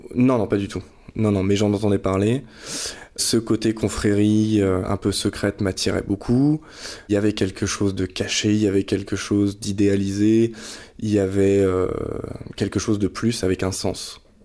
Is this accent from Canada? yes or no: no; Nantes, Pays de la Loire, France; moved away as an adult; also born or lived in Reims / Paris; je suis nantais à l'origine